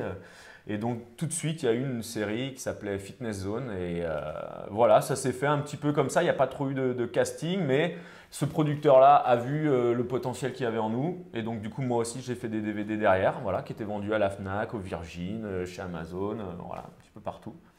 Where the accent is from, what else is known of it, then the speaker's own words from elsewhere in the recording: Rennes, Brittany, France; je suis originaire de Rennes